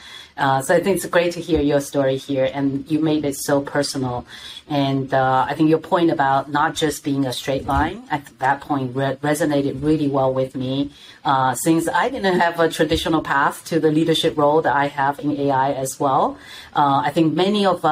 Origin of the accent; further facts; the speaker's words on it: China; moved away; back in China, there's a famous phrase that we use